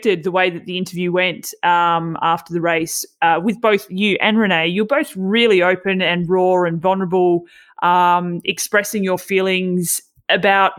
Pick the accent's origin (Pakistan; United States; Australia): Australia; Tasmania; now in Victoria, Australia; I grew up in Tassie